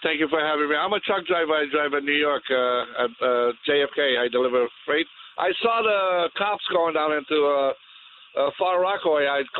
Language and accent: English; Romania; English is a second language; now in United States; I came from Romania. We escaped from the communists, you know, and we love this country. I became a citizen of the United States in 1976.